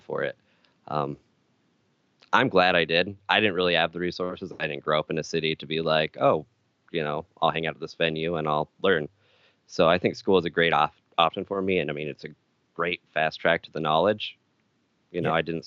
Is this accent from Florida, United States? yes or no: no; Jensen, Utah, United States; moved away as an adult; also born or lived in Arizona; I grew up in a very small town called Jensen, Utah